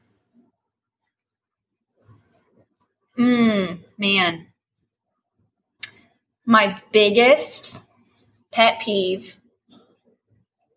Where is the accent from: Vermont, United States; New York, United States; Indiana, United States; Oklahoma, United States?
Indiana, United States; moved away as an adult; also born or lived in Southeast Florida; now in Florida, United States; growing up in Indiana